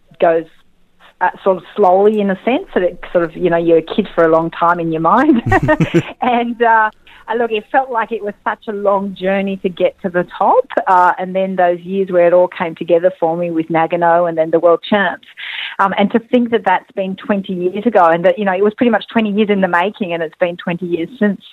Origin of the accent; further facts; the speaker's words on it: France; moved away; also born or lived in Austria; growing up in France, I used to do cross-country running